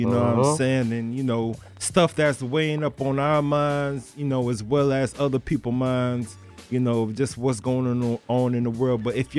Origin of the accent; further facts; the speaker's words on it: Deerfield Beach, Florida, United States; he's from my hometown, Deerfield.